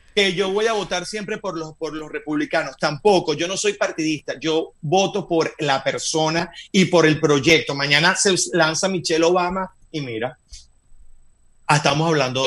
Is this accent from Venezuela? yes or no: yes; Venezuela; moved away as an adult; also born or lived in Madrid, Spain; now in United States; soy venezolano de nacimiento, nunca lo dejaré de ser